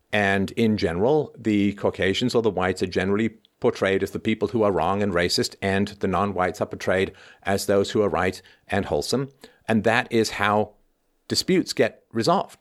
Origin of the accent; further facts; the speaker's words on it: Ireland; moved away; I was born in Ireland. I spent a significant portion of my childhood in Ireland.